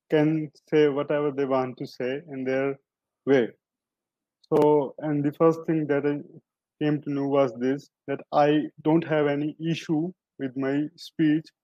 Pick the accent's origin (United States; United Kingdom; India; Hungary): India; uh, I'm from India.